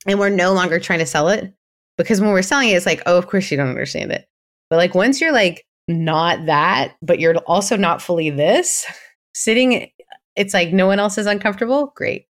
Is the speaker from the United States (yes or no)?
no; Canada; being Canadian